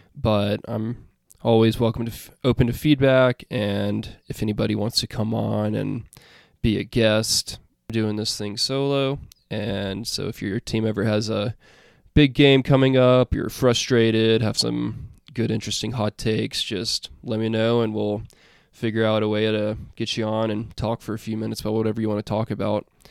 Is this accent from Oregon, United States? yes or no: no; Alabama, United States; I am from Alabama